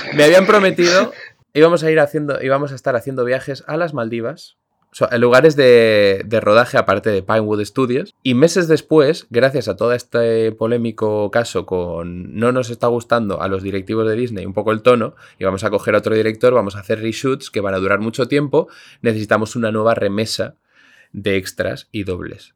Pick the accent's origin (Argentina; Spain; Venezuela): Spain; aunque no lo sepas porque mi, mi acento inglés es perfecto, soy español